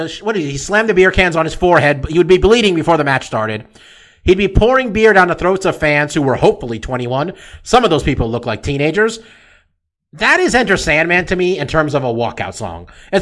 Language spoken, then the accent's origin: English; California, United States; We're from California.